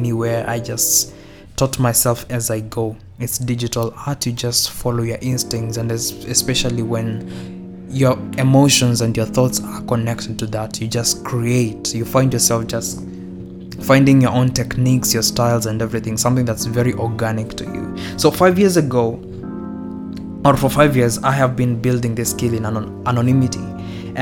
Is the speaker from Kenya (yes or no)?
yes; Kenya; I'm Kenyan, you and dad are Kenyan, we have never lived abroad